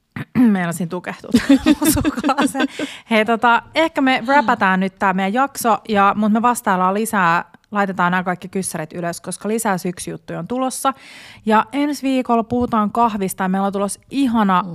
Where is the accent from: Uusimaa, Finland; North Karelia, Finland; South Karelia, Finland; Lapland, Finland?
Uusimaa, Finland; Porvoo; moved away; mun vanhan kotikaupunkini Porvoon